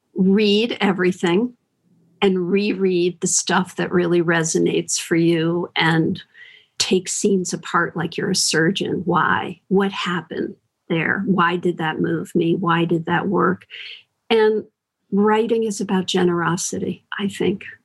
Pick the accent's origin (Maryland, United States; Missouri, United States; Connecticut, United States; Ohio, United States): Connecticut, United States; now in San Francisco, United States; I grew up in Connecticut